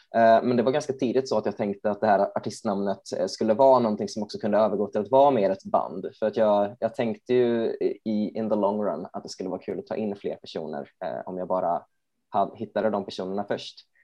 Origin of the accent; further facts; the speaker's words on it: Borås, Västra Götaland, Sweden; jag är ju från Borås